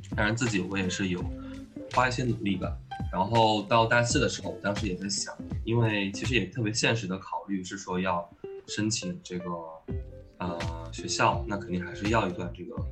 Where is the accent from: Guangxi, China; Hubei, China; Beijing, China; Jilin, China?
Hubei, China; Huanggang; moved away as an adult; also born or lived in Wuhan; 那个黄冈中学里出生长大，也在那里念完了初中、高中，啊哦，然后呢，本科是去到了武汉大学，念的也是建筑系